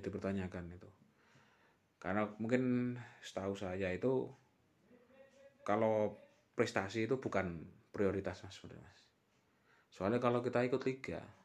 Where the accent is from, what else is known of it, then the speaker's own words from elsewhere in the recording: Temanggung, Central Java, Indonesia; kota kelahiran kita ini